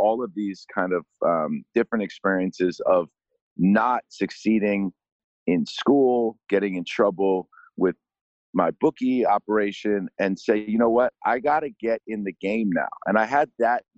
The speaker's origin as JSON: {"language": "English", "region": "New York", "country": "United States", "tie": "born or raised there", "said": "growing up in New York"}